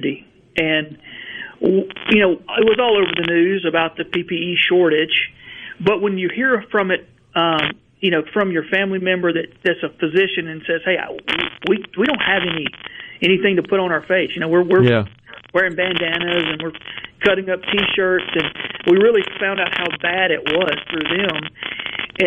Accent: Verona, Mississippi, United States; I grew up in Verona, just outside of Tupelo, and my factory is about 12 miles from the house I grew up

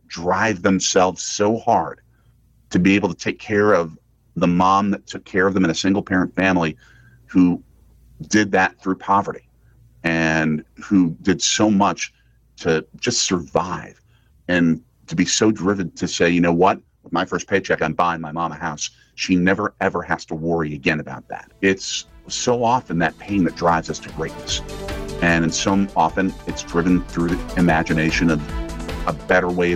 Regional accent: Milwaukee, Wisconsin, United States; born or raised there

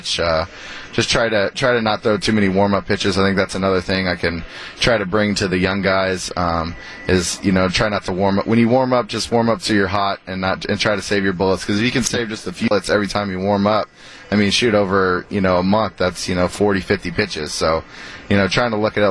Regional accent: Texas, United States; moved away as an adult; I'm from Texas

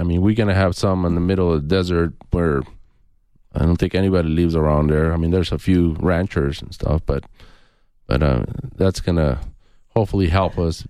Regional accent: Nogales, Arizona, United States; So, like I said, I grew up in Nogales, and I always saw Border Patrol

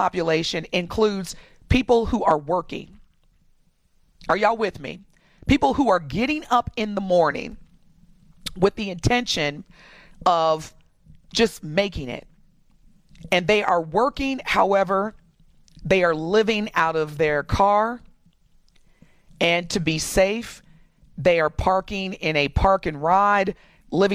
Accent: Indiana, United States; moved away; Indiana, my home state, as a black person, especially growing up, when I grew up in Indiana

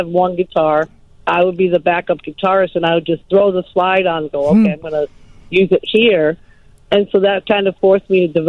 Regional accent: East Coast, United States; moved away as an adult; now in Chicago, United States; growing up on the East Coast

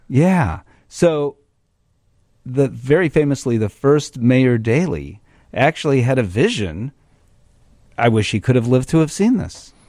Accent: Chicago, Illinois, United States; Chicago, I'm a Chicagoan, lifelong

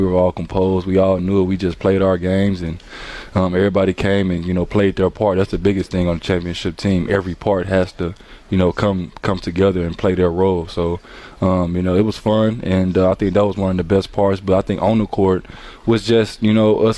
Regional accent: Arkansas, United States; moved away as an adult; now in Milwaukee, United States; I'm coming from Arkansas, come from nothing

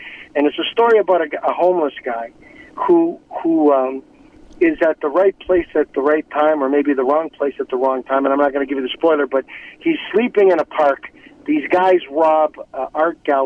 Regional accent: Toronto, Ontario, Canada; I grew up in Toronto

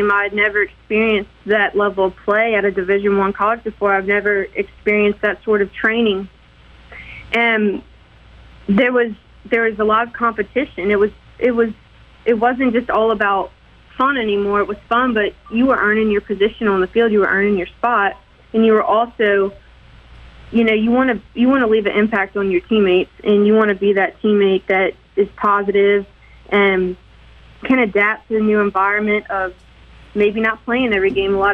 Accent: Hattiesburg, Mississippi, United States; born there; Okay, so actually, I was born in Hattiesburg at Forrest General, and both of my parents attended Southern Miss in college.

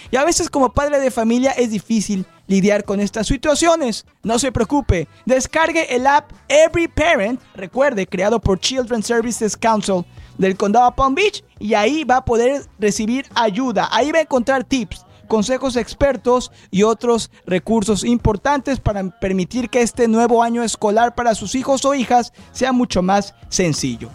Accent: Mexico; soy mexicano

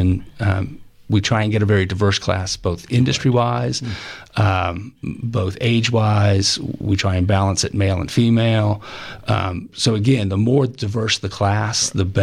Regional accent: the South, United States; growing up in the South, and the history that I learned through high school and college

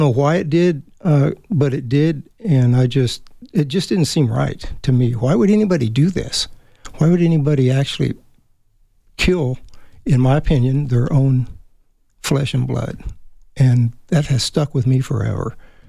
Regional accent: Germany; Germany, pretty much Germany. Dad worked for the government.

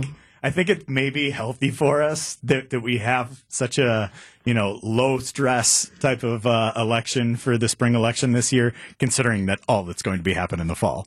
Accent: Waukesha County, Wisconsin, United States; I'm from Waukesha County

